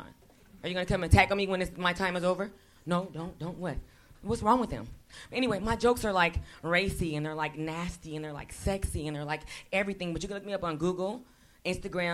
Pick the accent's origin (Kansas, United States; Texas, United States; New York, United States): Kansas, United States; now in Los Angeles, United States; I'm from Kansas, and I live here now